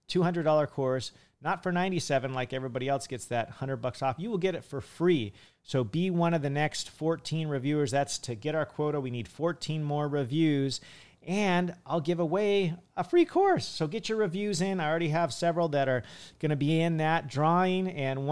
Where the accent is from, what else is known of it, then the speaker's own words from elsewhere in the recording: Hawaii, United States; And I'm from Hawaii. That's where I spend most of my time.